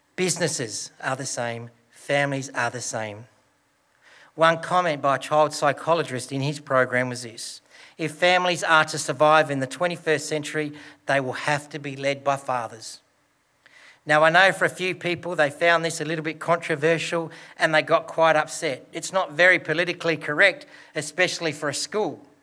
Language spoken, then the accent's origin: English; Broken Hill, New South Wales, Australia; Growing up in Broken Hill and my dad working with BHP